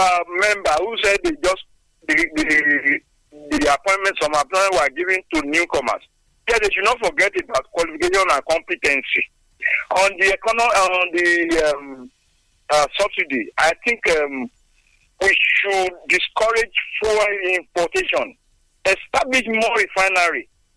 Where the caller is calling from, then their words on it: Sango, Ogun State, Nigeria; Yes, I am … I'm calling from Sango.